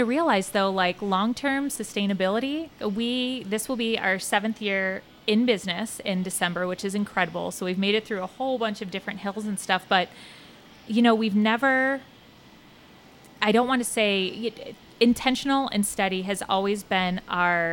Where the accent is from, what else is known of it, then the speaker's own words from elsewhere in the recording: Cincinnati, Ohio, United States; we're from Cincinnati. We love Cincinnati. It has been a home for us